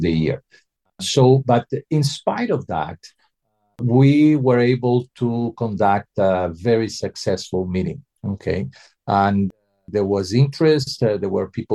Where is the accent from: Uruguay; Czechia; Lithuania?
Uruguay; moved away; I'm from Uruguay originally